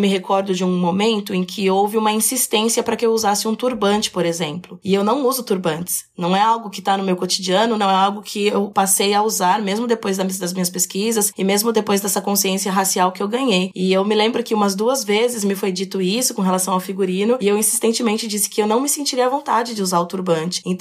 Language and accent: Portuguese; São Paulo, Brazil; also born or lived in Itu; Eu sou. Eu sou paulista. Paulista.